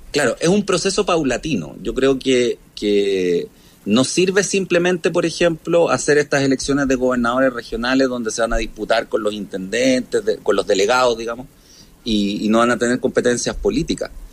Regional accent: Viña del Mar, Valparaíso, Chile; now in Santiago, Chile; yo soy de Viña

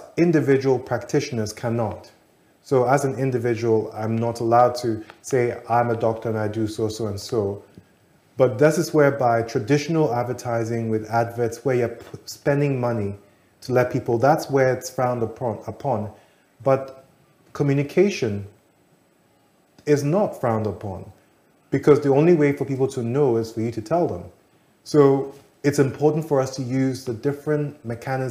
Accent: Ghana; As a Ghanaian

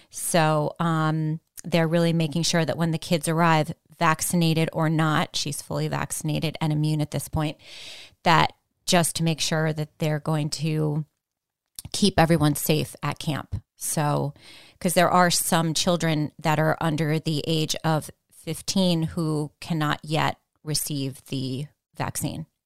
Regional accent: Greenwich, Connecticut, United States; moved away as an adult; also born or lived in New York City; now in Greenwich, United States; I grew up in Riverside.

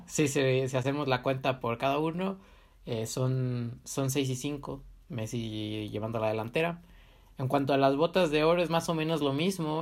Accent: Mexico; a mí como mexicano

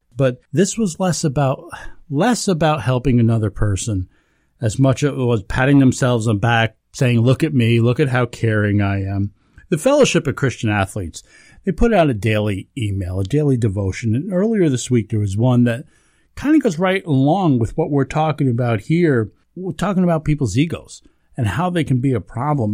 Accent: the Catskills, New York, United States; growing up in the Catskills

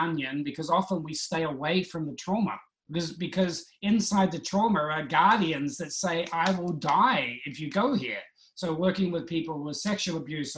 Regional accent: New Zealand; I was brought up in New Zealand

